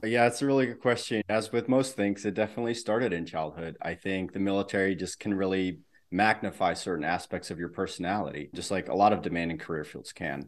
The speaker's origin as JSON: {"language": "English", "country": "Netherlands", "tie": "born or raised there", "said": "I grew up in the Netherlands."}